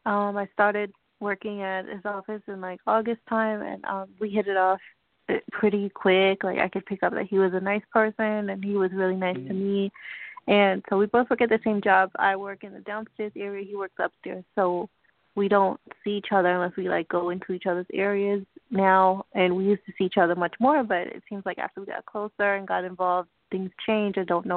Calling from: New York, United States; I'm doing good. I'm calling from New York.

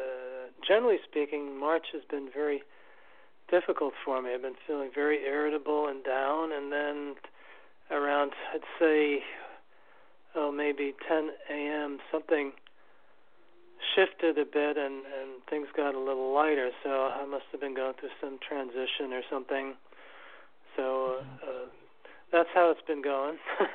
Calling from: New York City, New York, United States; New York

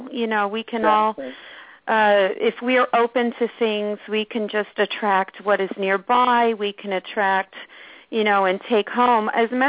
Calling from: Orange County, New York, United States; I'm calling from Orange County, New York.

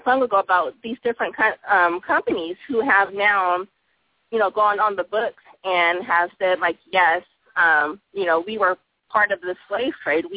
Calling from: Texas, United States; I'm calling from Texas.

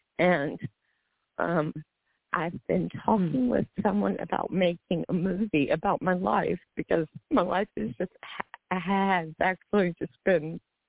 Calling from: Nebraska, United States; Oh, Nebraska.

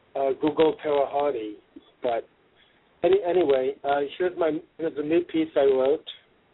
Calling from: Seattle, Washington, United States; I'm calling from Seattle.

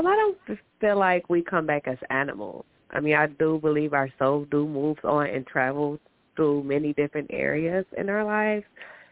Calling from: Michigan, United States; I'm calling from Michigan

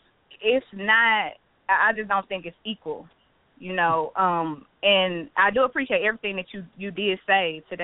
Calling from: St. Louis, Missouri, United States; I'm calling from St. Louis.

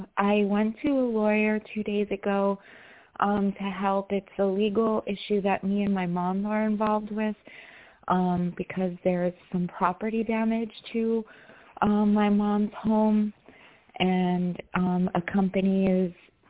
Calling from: New York, United States; from New York. How are you?

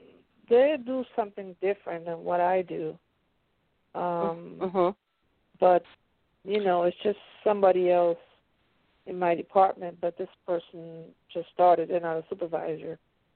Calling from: Pennsylvania, United States

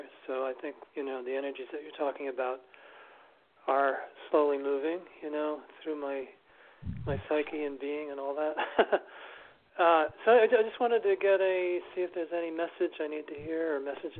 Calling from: New York City, New York, United States; This is … from New York City.

